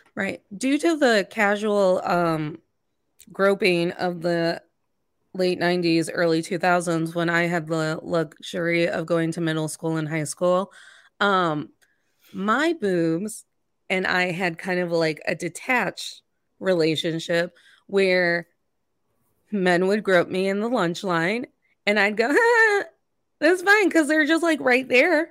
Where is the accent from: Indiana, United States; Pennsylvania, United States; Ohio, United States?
Indiana, United States; I grew up in Indiana